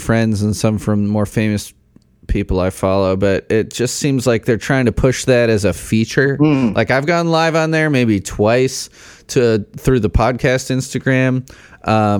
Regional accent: Chicago, Illinois, United States; Chicago, where I grew up

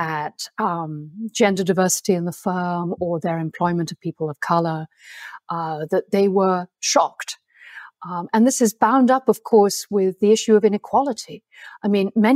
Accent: England, United Kingdom; accent: plummy; my plummy accent

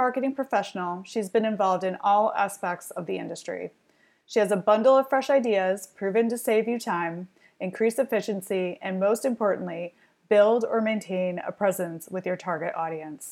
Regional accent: Michigan, United States; we're both from Michigan

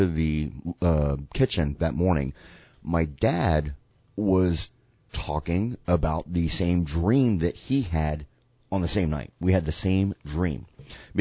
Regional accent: the South, United States; we are white and from the South

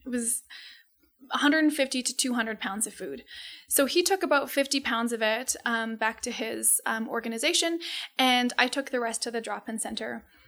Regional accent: Calgary, Alberta, Canada; we moved to Calgary when, I wanna say I was, like, two or three months old. So Calgary is my home

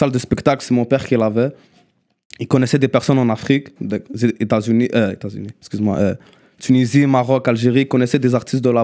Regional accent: Mount Royal, Quebec, Canada; Non, non, moi je suis une personne, je viens de Mont-Royal.

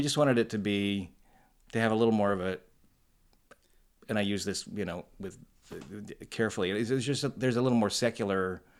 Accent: Tucson, Arizona, United States; also born or lived in Cedar City, Utah / Tempe, Arizona; And then we moved to Tucson, Arizona. And he taught at the University of Arizona. So I grew up in Tucson, Arizona.

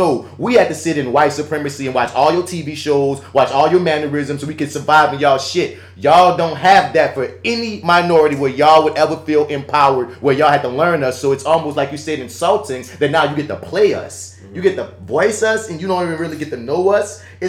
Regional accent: United States; we're already American.

